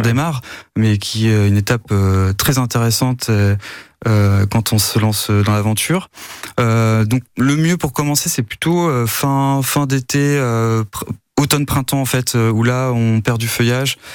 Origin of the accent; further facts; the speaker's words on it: Normandy, France; chez nous en Normandie